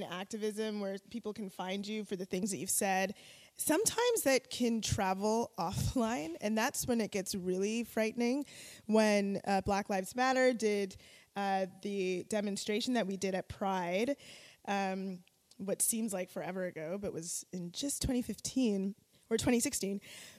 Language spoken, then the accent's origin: English; Jamaica; also born or lived in Toronto, Canada; As a Jamaican person